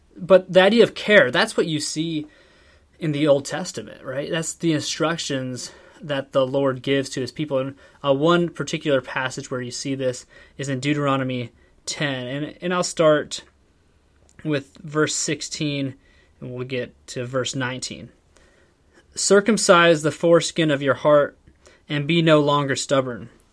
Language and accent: English; Warren, Ohio, United States; also born or lived in Ashtabula County, Ohio; I grew up in Northeast Ohio